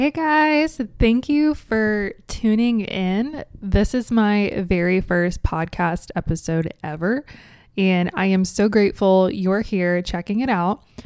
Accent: Cincinnati, Ohio, United States; moved away as an adult; now in Columbus, United States; born and raised in Cincinnati, Ohio

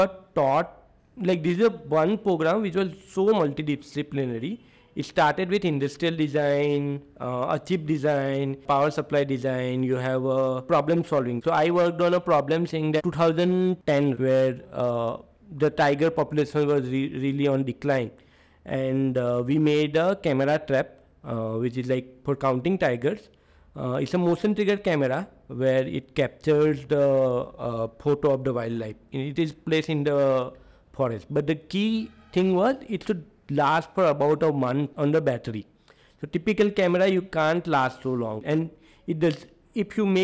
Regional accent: South Gujarat, India; moved away as an adult; also born or lived in Bangalore; I come from South Gujarat where everyone takes pharmacy or chemical engineering

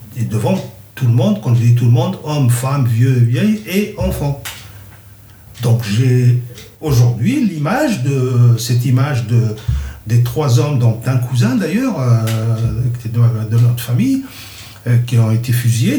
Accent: Kabylie, Algeria; first language Kabyle; French is a second language; moved away; ma première langue, c'est ma langue maternelle, le kabyle. Et j'ai appris le français en deuxième langue.

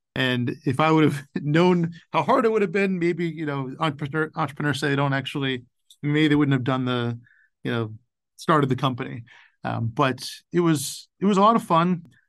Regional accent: Boca Raton, Florida, United States; moved away as an adult; also born or lived in North Carolina / Northeast US; I grew up retired in Boca Raton, Florida

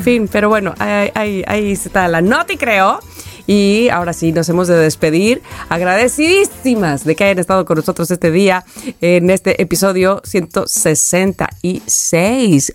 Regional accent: Veracruz, Mexico; moved away; also born or lived in Xalapa, Veracruz; Jalapa, Veracruz, la capital de mi estado

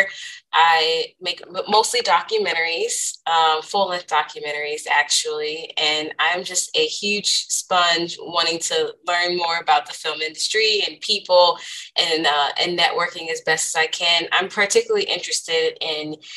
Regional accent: Culver City, California, United States; moved away as an adult; also born or lived in Philadelphia / New York; I grew up, born and raised in Southern California. I went to school at Culver City

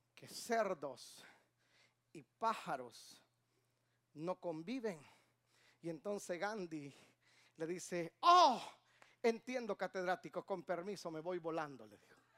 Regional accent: Guatemala; now in Atlanta, United States; De Guatemala

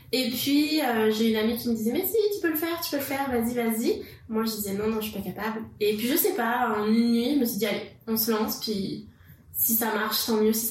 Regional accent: France; moved away as an adult; now in Quebec, Canada; je suis française d'origine. Je suis arrivée au Québec en 2012

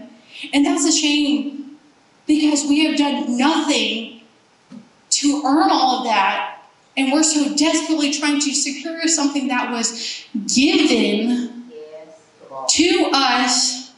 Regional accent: Germany; growing up in Germany, everyone had this code of rules. You do this and this and this on the Autobahn, the interstate.

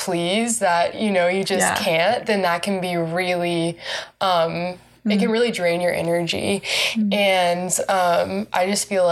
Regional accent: Raleigh, North Carolina, United States; moved away as an adult; now in Waco, United States; I'm from North Carolina. I'm from Raleigh, which I love. I love my hometown

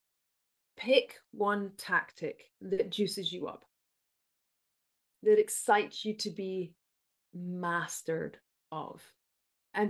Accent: United Kingdom; I'm British

